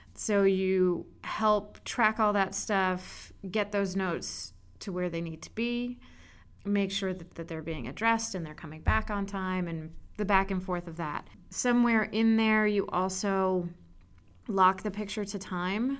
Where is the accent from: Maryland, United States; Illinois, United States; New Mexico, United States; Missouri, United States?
Maryland, United States; Montgomery County; moved away as an adult; also born or lived in Boston; I am from Montgomery County, Maryland, right outside Washington, D.C.